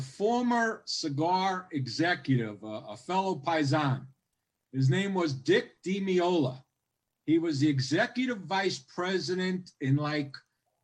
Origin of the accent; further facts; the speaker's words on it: New York City, New York, United States; I'm from Howard Beach.